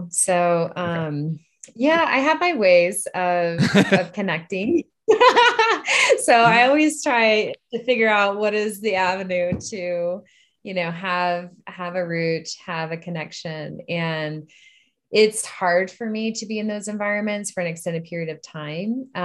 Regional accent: Upper Arlington, Ohio, United States; also born or lived in Washington, D.C. / Maryland / Illinois; now in Boulder, United States; And then, yeah, and then spent high school in Upper Arlington, Ohio.

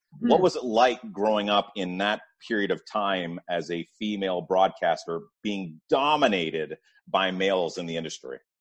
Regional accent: Canada; I'm Canadian

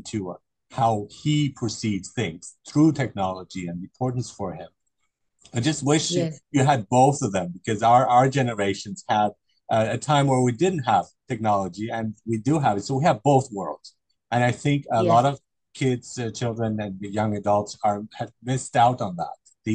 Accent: Germany; I grew up in Germany

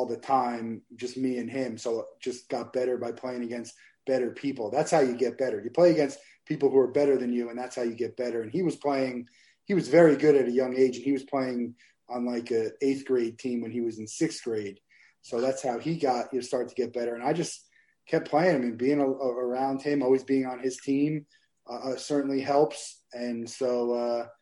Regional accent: Marlboro, New Jersey, United States; moved away as an adult; now in Florida, United States; I'm from Marlboro, New Jersey, central New Jersey. And grew up there and lived in New Jersey till I went to college in Florida

